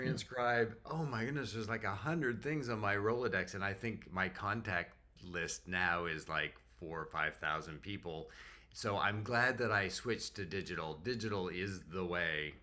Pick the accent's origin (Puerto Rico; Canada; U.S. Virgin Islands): Canada; moved away as an adult; also born or lived in North Carolina; now in Jacksonville, United States; as a Canadian